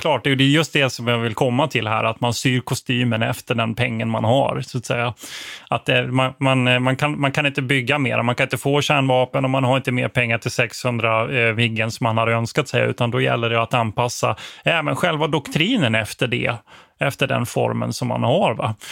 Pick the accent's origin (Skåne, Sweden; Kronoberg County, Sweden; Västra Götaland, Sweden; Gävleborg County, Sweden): Kronoberg County, Sweden; Växjö; jag är född i Växjö